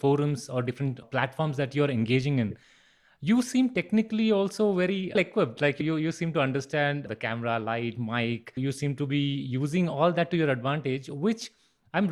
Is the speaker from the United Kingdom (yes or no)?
no; Bangalore, Karnataka, India; I'm originally from Bangalore.